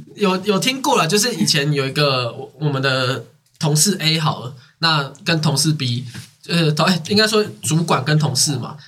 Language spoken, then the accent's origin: Chinese; Taiwan; 我们台湾国语